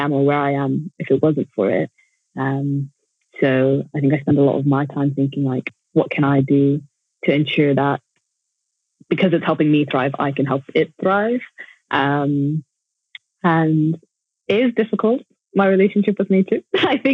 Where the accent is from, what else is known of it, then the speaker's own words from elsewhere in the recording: Jakarta, Indonesia; now in Sheffield, United Kingdom; I grew up in Jakarta, which is like one of the biggest cities in the world